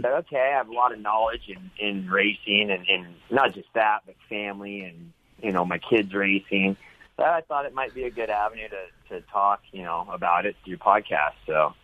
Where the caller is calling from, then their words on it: Temecula, California, United States; From home in Temecula. Here in Southern California.